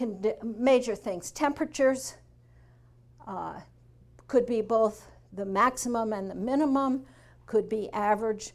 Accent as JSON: {"language": "English", "region": "Northeast", "country": "United States", "moved": "yes", "lives_now": "Arkansas, United States", "said": "And I'm from the Northeast."}